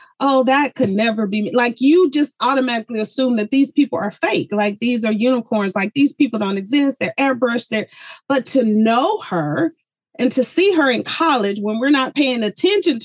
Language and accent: English; the South, United States; moved away as an adult; also born or lived in Colorado; I was born and raised in the South